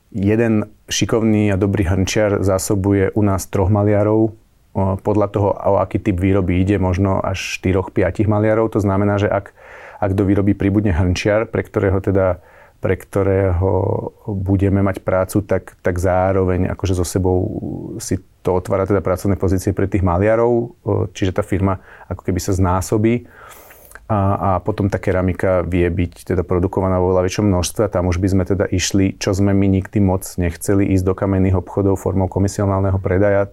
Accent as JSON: {"language": "Slovak", "town": "Modra", "region": "Bratislava Region", "country": "Slovakia", "said": "u nás v Modre"}